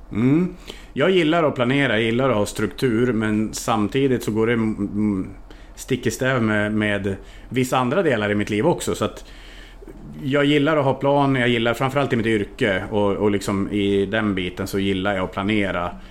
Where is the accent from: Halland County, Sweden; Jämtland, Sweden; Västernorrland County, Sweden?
Västernorrland County, Sweden; Härnösand; also born or lived in Norway / Budapest, Hungary / Transylvania, Romania; now in Linghem, Sweden; Jag är född och uppvuxen i en av, eller en av Sveriges finaste sommarstäder, Härnösand